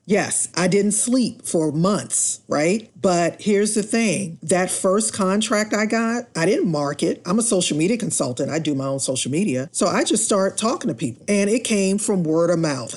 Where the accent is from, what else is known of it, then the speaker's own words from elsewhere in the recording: Washington, District of Columbia, United States; I grew up in Washington, D C